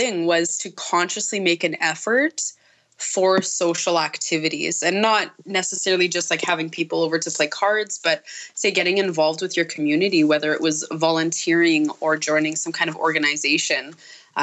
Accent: Nipawin, Saskatchewan, Canada; my hometown here in Nipawin

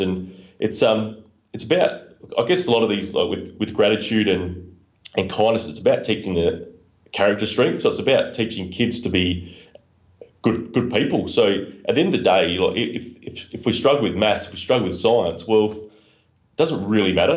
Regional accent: Adelaide, South Australia, Australia; the University of South Australia in my hometown in, in Adelaide, Australia

